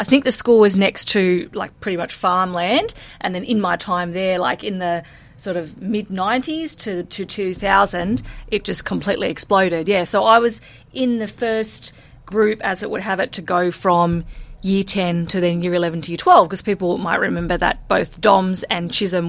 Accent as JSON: {"language": "English", "town": "Emu Plains", "region": "New South Wales", "country": "Australia", "tie": "born or raised there", "also_born_or_lived": "Brisbane, Queensland", "said": "So really, I was born in Queensland, but I was living in Emu Plains from the time I was a toddler, which is where all my childhood was spent and where I went to school."}